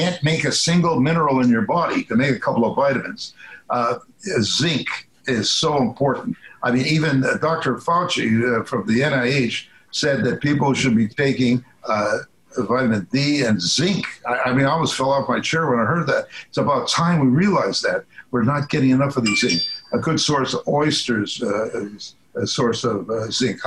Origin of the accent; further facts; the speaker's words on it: Midwest Canada, the Prairies, Canada; I was brought up in Midwest Canada, cold